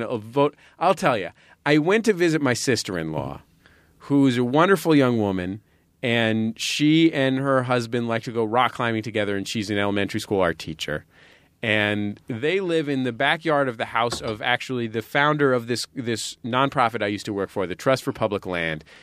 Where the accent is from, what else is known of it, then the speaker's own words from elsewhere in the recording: San Francisco, California, United States; also born or lived in Santa Cruz / Berkeley; I grew up in San Francisco